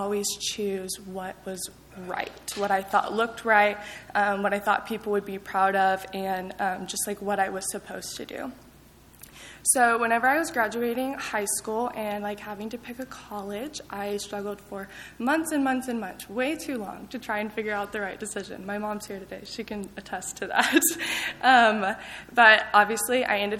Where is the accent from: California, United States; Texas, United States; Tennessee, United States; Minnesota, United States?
Texas, United States; Lubbock; I grew up in Lubbock